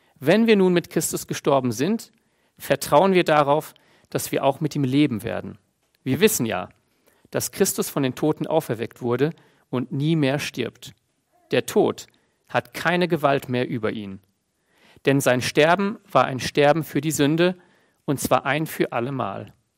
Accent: Germany; bei uns Deutschen

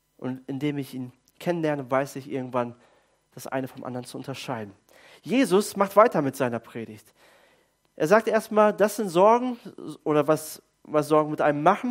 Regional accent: Germany; als Deutsche

